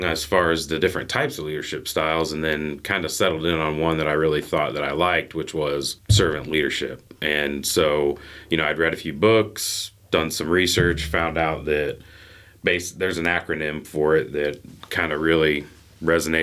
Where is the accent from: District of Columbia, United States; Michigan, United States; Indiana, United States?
Indiana, United States; North Manchester; also born or lived in Florida / West Chicago; I grew up in North Manchester, a couple, 20 miles north of here, I guess